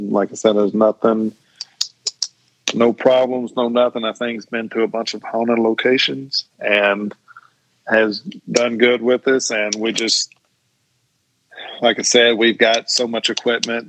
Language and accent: English; Tucker's Crossroads, Tennessee, United States; I grew up in the Tucker's Crossroads community